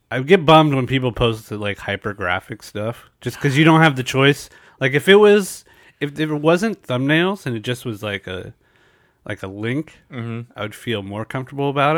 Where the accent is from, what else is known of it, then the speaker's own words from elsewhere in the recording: San Diego, California, United States; I'm in San Diego, so there's de- I, and I'm born and raised here